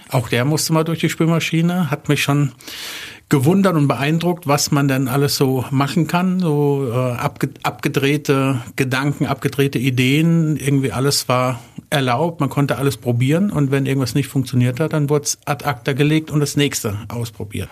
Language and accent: German; Wertheim, Baden-Württemberg, Germany; ich komme aus Wertheim, habe da mein Abi gemacht, war da auf der Schule